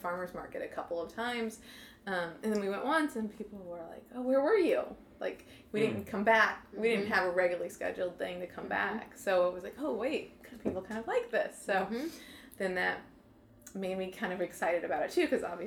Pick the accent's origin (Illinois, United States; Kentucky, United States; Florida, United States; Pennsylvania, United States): Illinois, United States; now in St. Louis, United States; I grew up in Illinois